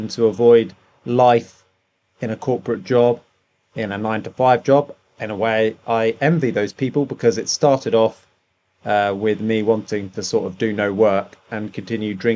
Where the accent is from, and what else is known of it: United Kingdom; accent: posh